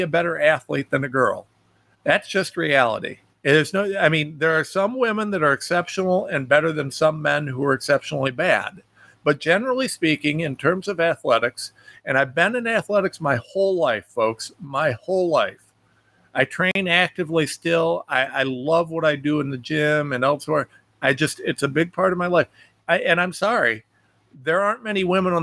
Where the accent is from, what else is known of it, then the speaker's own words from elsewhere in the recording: United States; as an American